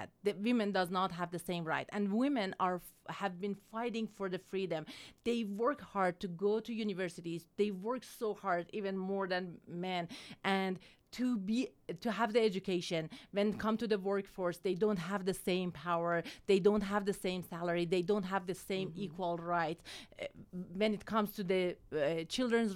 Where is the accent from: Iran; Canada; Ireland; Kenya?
Iran; moved away as an adult; also born or lived in California, United States; now in Utah, United States; I have born and raised in Iran